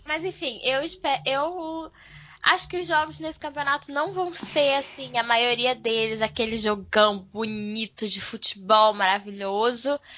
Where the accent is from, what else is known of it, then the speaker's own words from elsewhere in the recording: Brazil; nós somos brasileiras